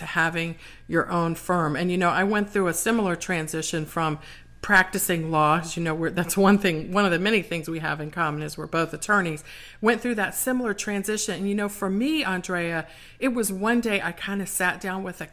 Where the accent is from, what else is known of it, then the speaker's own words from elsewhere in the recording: Washington, District of Columbia, United States; my hometown of DC.